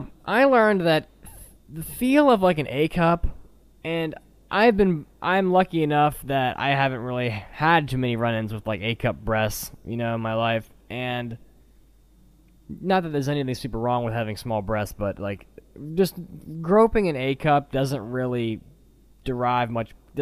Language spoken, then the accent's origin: English; United States; I'm an American guy